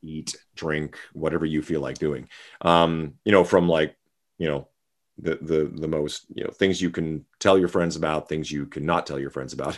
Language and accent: English; Saskatchewan, Canada; also born or lived in Vancouver; now in Las Vegas, United States; I grew up in Saskatchewan